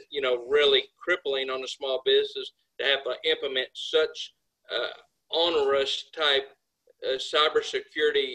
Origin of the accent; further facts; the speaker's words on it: United States; we as American U.S. manufacturers